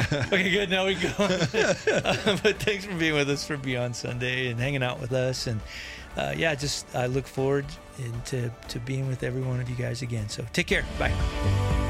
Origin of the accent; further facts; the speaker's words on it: United States; to grow up as American